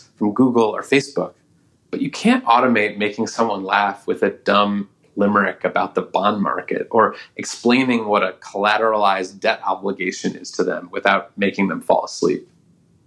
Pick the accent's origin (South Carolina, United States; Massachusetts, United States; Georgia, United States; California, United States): California, United States; Oakland; my hometown of Oakland, California